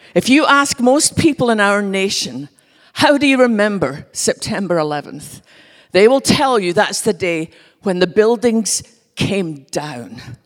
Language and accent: English; west coast of Scotland, United Kingdom; now in Dallas, United States; I grew up with from just being a little girl in our little church on the west coast of Scotland